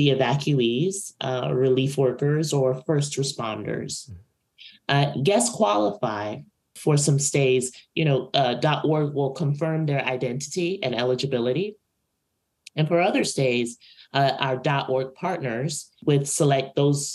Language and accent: English; New York City, New York, United States; my hometown, Brooklyn, New York